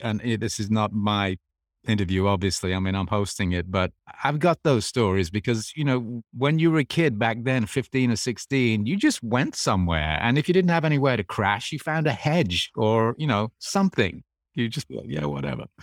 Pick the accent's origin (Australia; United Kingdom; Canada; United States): United Kingdom; England; growing up in England